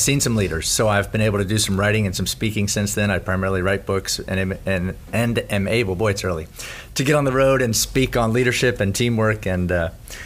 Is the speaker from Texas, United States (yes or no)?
no; Gainesville, Florida, United States; Sixth generation Floridian. Grew up in Gainesville. Went to high school here in town